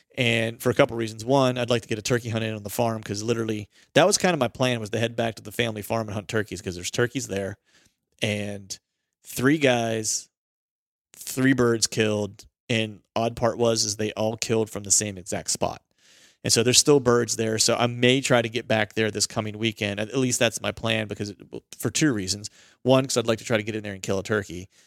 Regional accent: Pennsylvania, United States; I'm from Pennsylvania

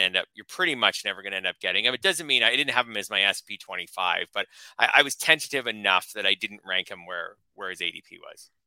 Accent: Canada; a Canadian

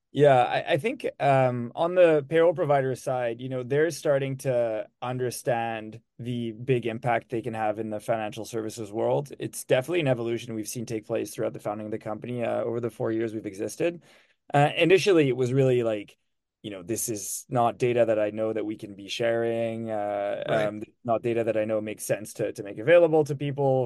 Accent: Switzerland; moved away as an adult; also born or lived in Lucerne; now in United States; I'm from Switzerland and I've been in the US for 10 years now

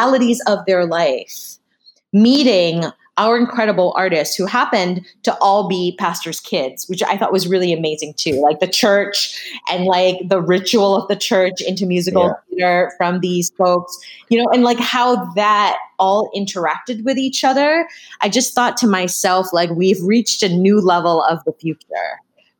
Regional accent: Massachusetts, United States; I grew up in Massachusetts

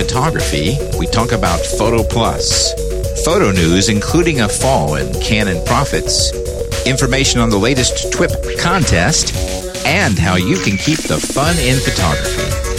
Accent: Gig Harbor, Washington, United States; I was like, dude, I'm from Gig Harbor, Washington. Trust me, I know rain.

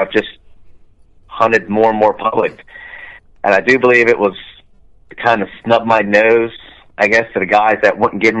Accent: New Jersey, United States; I grew up in South Jersey, grew up, you know, hunting the marshes and the swamps, you know, salt marshes and deep, nasty mosquito swamps.

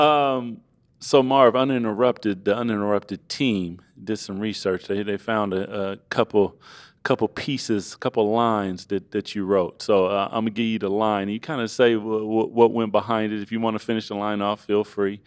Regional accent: Seattle, Washington, United States; I'm from Seattle

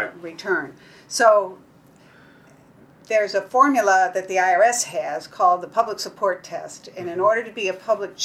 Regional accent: Kentucky, United States; I'm from Kentucky

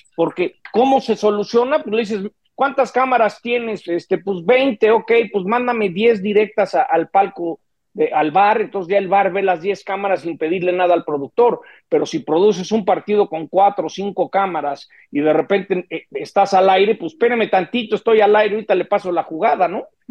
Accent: Mexico

